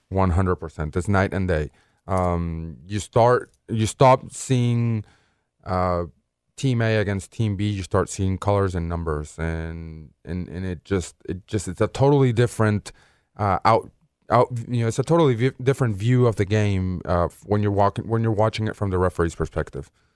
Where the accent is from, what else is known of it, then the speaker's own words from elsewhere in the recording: Caracas, Capital District, Venezuela; moved away as an adult; now in Memphis, United States; I was born in Caracas, Venezuela.